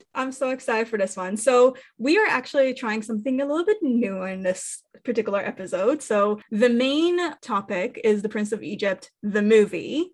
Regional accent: Israel; moved away; I grew up in Israel and therefore I was very much exposed to Jewish culture

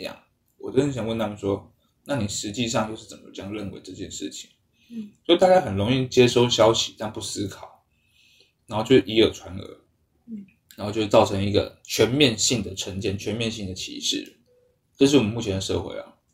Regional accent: Taiwan; 我们台湾人

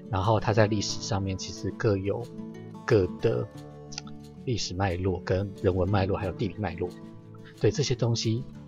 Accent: Yonghe, New Taipei, Taiwan; 我先学习着认识永和，我住在永和，我先学习认识永和这个地方。那永和的话是，因为我就是 永和出生，就是完全的永和人

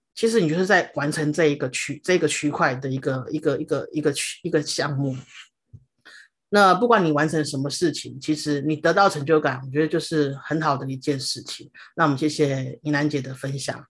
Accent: Taiwan; 我们台湾人的一个就是三大必做的，的一个，的三件事情，登玉山、永都日月潭、环岛

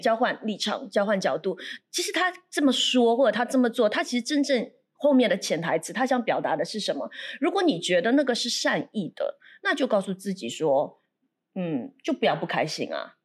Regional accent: Shanghai, China; now in Singapore; 我是来自上海的

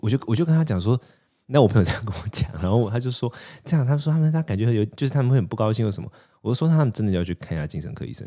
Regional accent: Taipei, Taiwan; also born or lived in Chiayi / Tainan; 我小时候是台北长大的小孩，然后我出家两年，在台湾出家两年的时候，我是住在嘉义跟台南

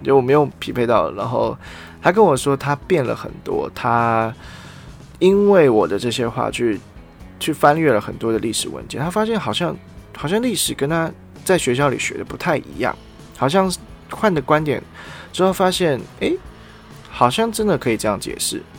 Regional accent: Taiwan; 我是台湾人

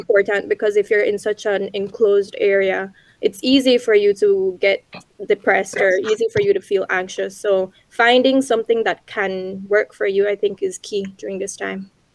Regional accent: Belize; moved away as an adult; now in Taiwan; I was born and raised in Belize, a small country in Central America

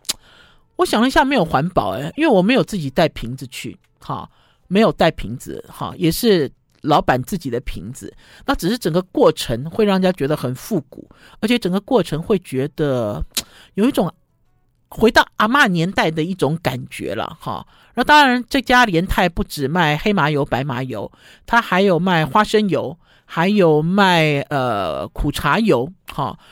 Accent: Taipei, Taiwan; 第一我是台北人

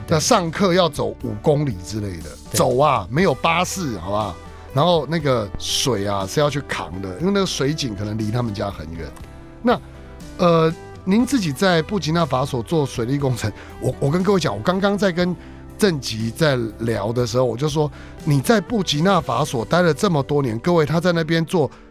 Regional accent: Taiwan; 我们台湾人

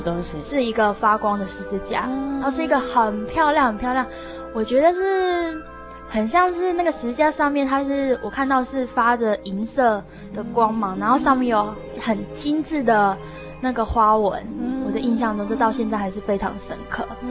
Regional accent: Tainan, Taiwan; moved away as an adult; now in Taipei, Taiwan; 我出生来自于台南

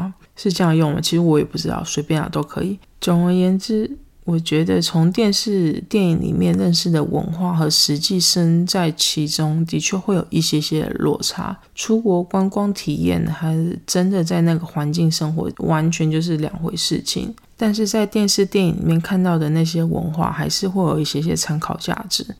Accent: United States; Chinese is a second language; 我们美国人根本就没有想要去 Seven Eleven 啊！

